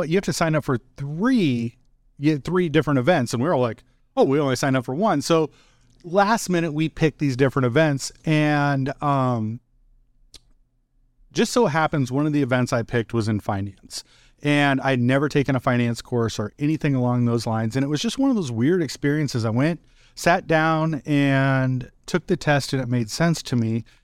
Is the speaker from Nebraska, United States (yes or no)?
yes; Wahoo, Nebraska, United States; growing up in Wahoo, I would say that from a business perspective, Tim, like I had a really really negative view on business